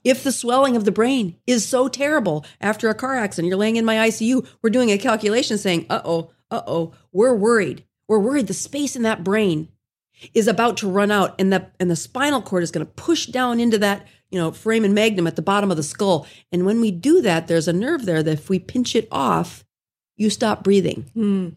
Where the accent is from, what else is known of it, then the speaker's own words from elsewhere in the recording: South Dakota, United States; moved away as an adult; also born or lived in Salt Lake City, Utah; I did my residency in Salt Lake City, Utah, and I'm from South Dakota